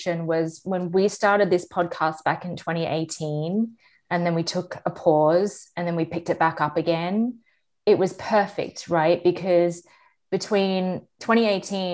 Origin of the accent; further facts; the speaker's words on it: Australia; I am Australian